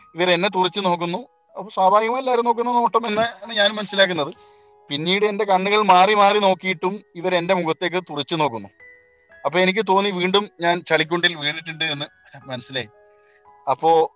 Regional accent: Kerala, India; moved away as an adult; നമ്മളൊക്കെ കേരളത്തിലുള്ള ആളുകൾ ആയതുകൊണ്ട് തന്നെ നമ്മൾ പഠിച്ചതും വളർന്നൊക്കെ നമ്മുടെ നാട്ടിൽ തന്നെ

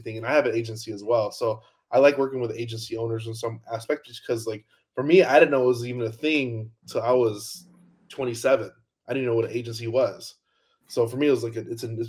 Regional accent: outside Chicago, Illinois, United States; moved away as an adult; I grew up outside Chicago, and then the first chance I could to leave the cold, I left

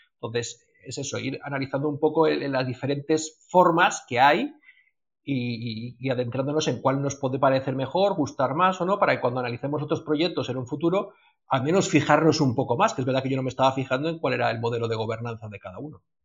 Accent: Spain; nosotros que somos aquí de España

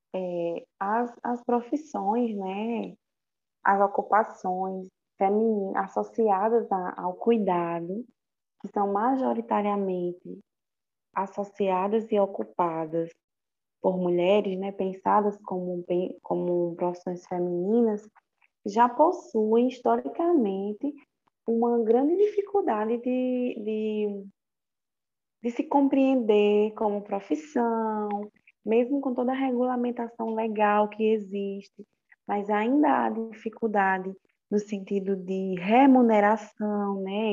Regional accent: Brazil

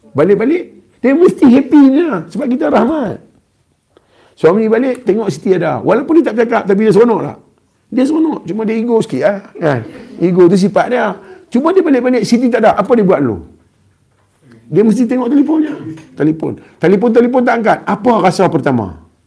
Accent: Kedah, Malaysia; accent: Kedah; Saya orang Kedah. Jadi saya cakap Kedah.

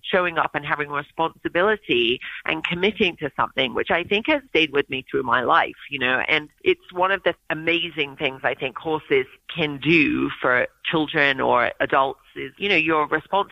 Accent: England, United Kingdom; also born or lived in Oregon; now in United States; I grew up in England

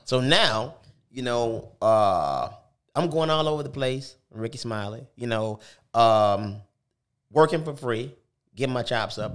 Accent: Detroit, Michigan, United States; moved away; also born or lived in California / Tuscaloosa; I was born in Detroit, moved to California with my mom

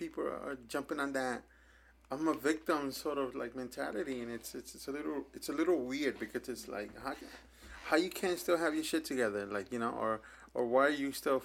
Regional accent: New York, United States; we're from New York, so we grow up different than other places

